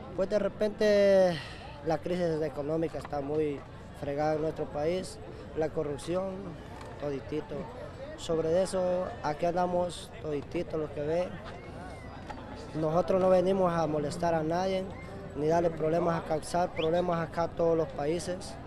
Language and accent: Spanish; Ocotepeque, Honduras; moved away as an adult; Yo soy de Honduras, de, de el departamento de Ocotepec.